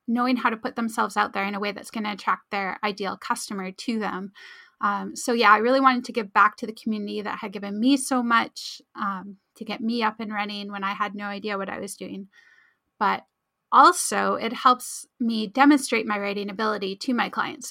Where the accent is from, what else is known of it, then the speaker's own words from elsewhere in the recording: Abbotsford, British Columbia, Canada; I'll never find enough clients in my hometown to actually fund my, you know, my life